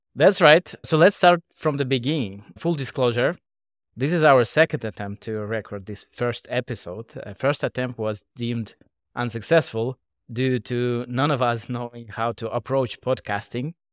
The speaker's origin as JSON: {"language": "English", "region": "Moscow", "country": "Russia", "tie": "born or raised there", "moved": "as an adult", "lives_now": "Singapore", "said": "I was born and raised in Russia, Moscow. Eight years ago, I moved to Asia."}